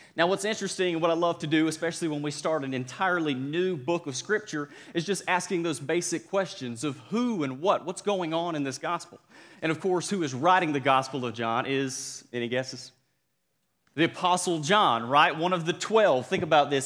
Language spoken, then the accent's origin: English; Cordele, Georgia, United States; accent: Southern; moved away; my hometown of Cordill, Georgia